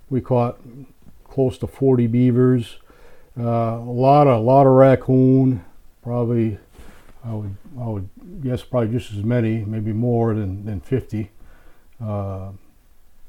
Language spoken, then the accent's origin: English; Connecticut, United States; moved away as an adult; now in Maine, United States; I grew up in Connecticut.